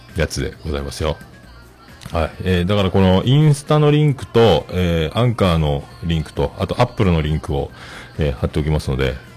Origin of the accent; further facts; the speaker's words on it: Fukuoka, Japan; 僕は福岡、ほぼ福岡育ちですけどね